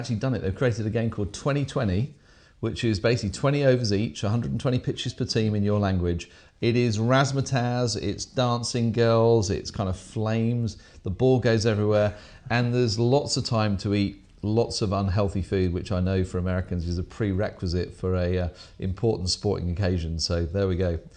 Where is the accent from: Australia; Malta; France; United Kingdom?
United Kingdom; England; accent: English